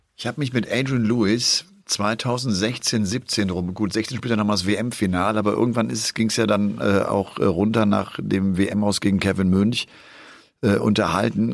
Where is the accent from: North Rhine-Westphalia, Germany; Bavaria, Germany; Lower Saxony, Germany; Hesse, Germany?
North Rhine-Westphalia, Germany; Bergisch Gladbach; in meiner Heimatstadt Bergisch Gladbach